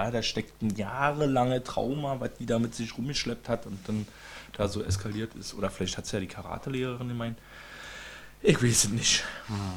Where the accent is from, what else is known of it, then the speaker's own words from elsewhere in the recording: East Germany, Germany; Entschuldigung, ich bin Ossi, ich bin ja so ein Tierparkmensch.